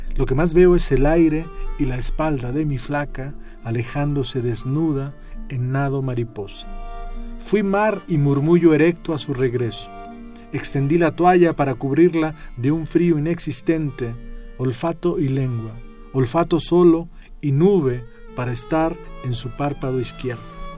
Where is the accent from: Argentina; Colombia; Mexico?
Mexico; Ameca, near Guadalajara, Jalisco; Cuando yo era niño, eh, cuando estaba en el colegio, en, el pueblo donde yo nací, que se llama Meca, eh, cerca de Guadalajara